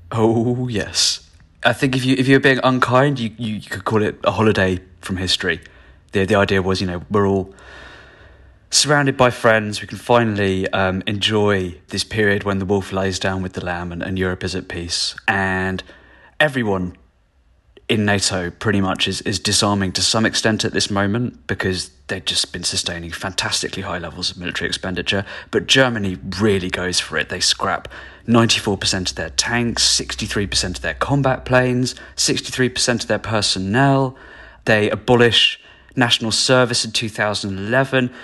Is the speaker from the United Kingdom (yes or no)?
yes; United Kingdom; as a British journalist